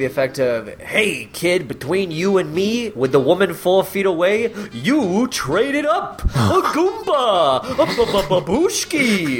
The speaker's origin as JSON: {"language": "English", "country": "United Kingdom", "said": "I am British."}